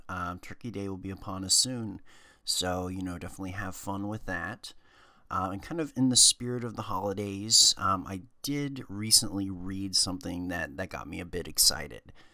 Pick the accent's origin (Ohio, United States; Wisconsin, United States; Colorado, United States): Ohio, United States; I grew up in Ohio